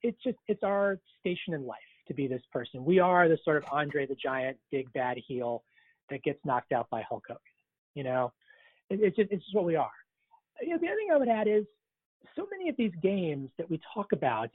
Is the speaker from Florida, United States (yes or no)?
yes; Palm Beach County, Florida, United States; now in Washington, D.C. area, United States; I grew up in Palm Beach County. I voted in the 2000 presidential election in that part of Florida.